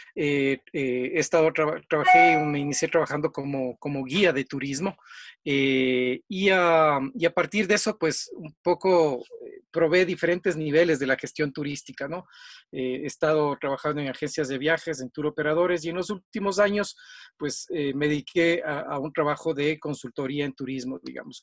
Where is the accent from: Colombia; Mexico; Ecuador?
Ecuador; Quito, Pichincha; vivo acá en, el Ecuador, en la ciudad de Quito, soy quiteño